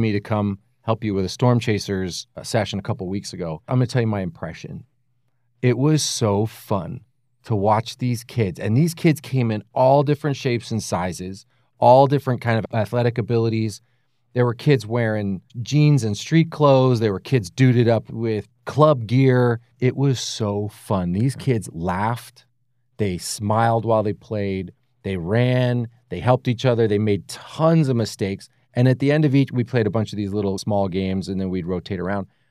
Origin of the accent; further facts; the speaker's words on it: Allentown, Pennsylvania, United States; moved away; I grew up in Allentown, Pennsylvania, other side of the country